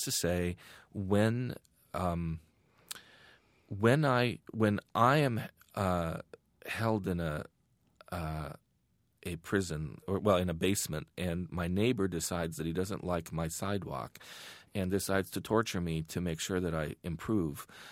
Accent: Iran; now in United States; growing up in Iran at that time

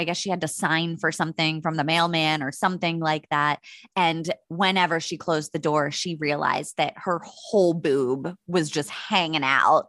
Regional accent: United States; born there; Which is odd since I'm born American, but it's just something that slips out and I can't control it.

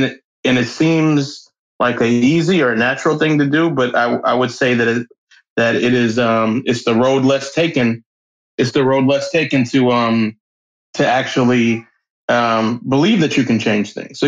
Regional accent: Nashville, Tennessee, United States; also born or lived in Xenia, Ohio; So I grew up in Nashville, Tennessee, but then moved to a little town called Xenia, Ohio, close to Yellow Springs, where Dave Chappelle grew up.

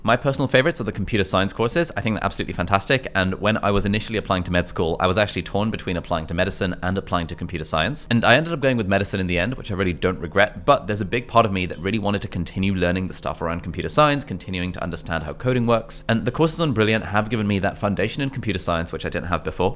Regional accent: Westcliff-on-Sea, East of England, United Kingdom; we lived in Essex as well

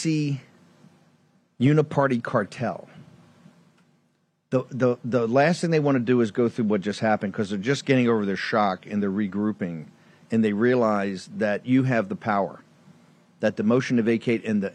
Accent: Norfolk, Virginia, United States; coming from Norfolk, Virginia, being born there.

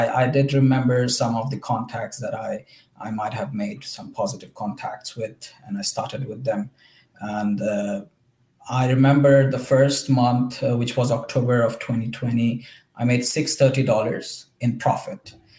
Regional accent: India; English is a second language; now in ?; I'm actually from India, by the way. And I was studying in Ukraine back in 2019.

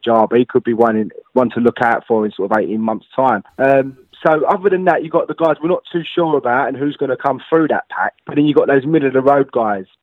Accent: United Kingdom; as British fans

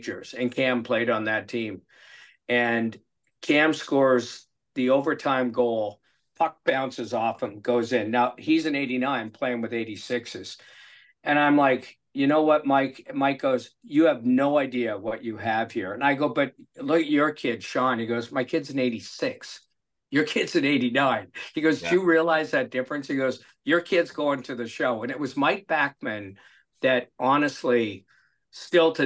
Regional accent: Vancouver, British Columbia, Canada; I'm from Vancouver

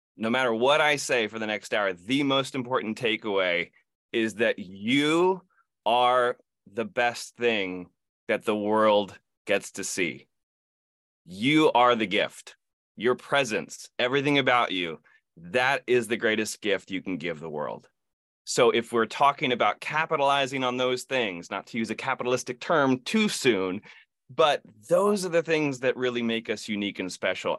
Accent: Ithaca, New York, United States; I grew up in Ithaca, New York, home of Cornell University, Ithaca College

